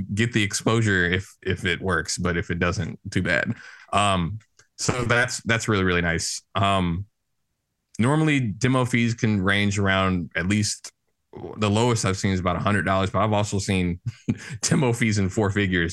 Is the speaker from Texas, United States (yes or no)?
no; St. Louis, Missouri, United States; I grew up in St. Louis, Missouri